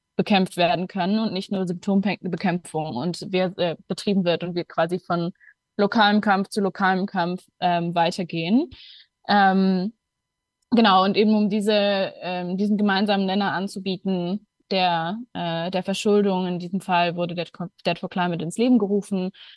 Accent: Luxembourg; moved away as an adult; now in Berlin, Germany; Ich komme ursprünglich aus Luxemburg und lebe mittlerweile seit zweieinhalb Jahren in Berlin

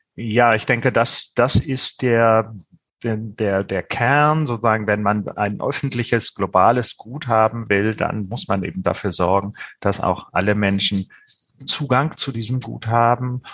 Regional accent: Germany; bei uns in Deutschland

